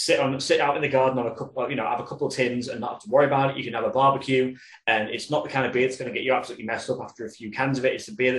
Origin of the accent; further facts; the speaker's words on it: Yorkshire and the Humber, United Kingdom; I'm from Yorkshire myself